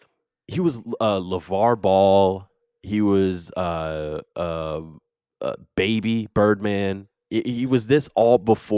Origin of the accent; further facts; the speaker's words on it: New Jersey, United States; growing up in Jersey